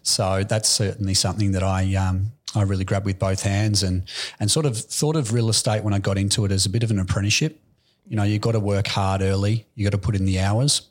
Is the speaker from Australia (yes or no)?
yes; Aspendale, Victoria, Australia; Aspendale. I grew up